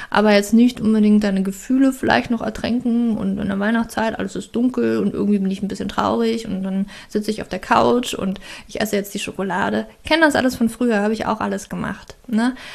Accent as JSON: {"language": "German", "country": "Germany", "said": "ich weiß natürlich, ich komme aus Deutschland, ich weiß, wie das ist und ich weiß, wie schwierig das ist."}